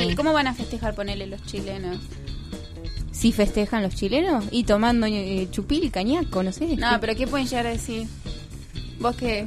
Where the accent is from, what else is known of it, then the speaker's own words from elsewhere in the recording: Buenos Aires, Argentina; also born or lived in Río Gallegos; Acá en Buenos Aires